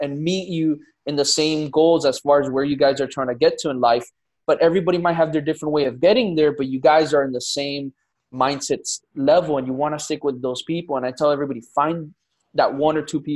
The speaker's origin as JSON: {"language": "English", "town": "Miami", "region": "Florida", "country": "United States", "tie": "born or raised there", "said": "born and raised in Miami. So Miami native, 305."}